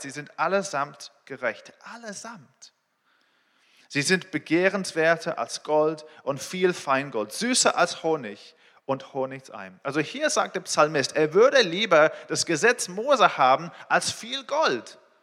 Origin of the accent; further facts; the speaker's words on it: England, United Kingdom; German is a second language; moved away as an adult; also born or lived in Israel; now in Berlin, Germany; Ich bin in Israel geboren, in England aufgewachsen. Ich wohne hier mit meiner Familie, äh, in Berlin seit vier Jahren.